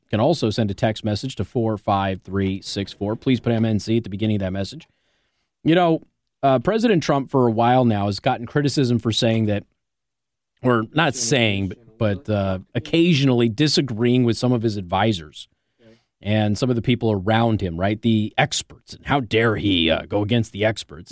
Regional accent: Las Vegas, Nevada, United States; I'm from Vegas.

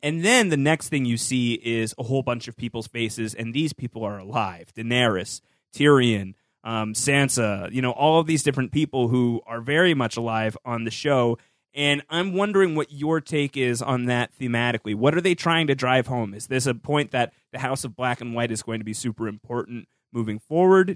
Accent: New York, United States; As a New Yorker

